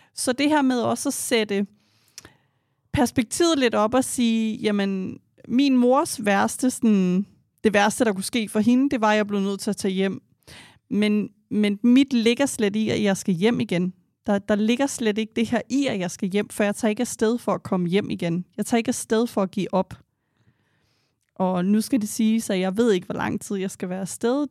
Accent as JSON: {"language": "Danish", "country": "Denmark", "tie": "born or raised there", "said": "vi er opvokset i et land her i Danmark"}